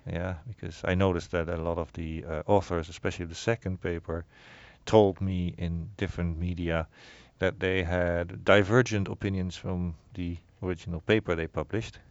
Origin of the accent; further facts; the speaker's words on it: Netherlands; moved away; I grew up in the Netherlands